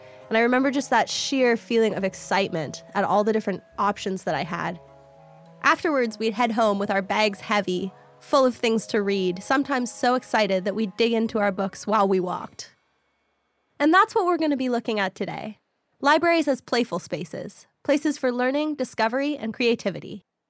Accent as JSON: {"language": "English", "town": "Victoria", "region": "British Columbia", "country": "Canada", "tie": "born or raised there", "moved": "yes", "said": "When I was about 11, growing up in Victoria, BC"}